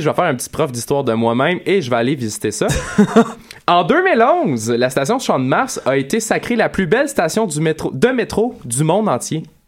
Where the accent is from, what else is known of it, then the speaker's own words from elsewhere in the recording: Montreal, Quebec, Canada; je suis un Montréalais